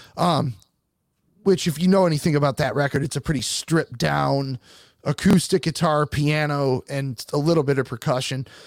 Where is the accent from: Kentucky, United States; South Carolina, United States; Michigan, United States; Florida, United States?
Michigan, United States; Detroit; I'm from Detroit